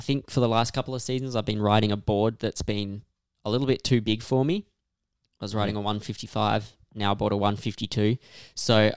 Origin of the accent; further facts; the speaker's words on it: Australia; I'm Australian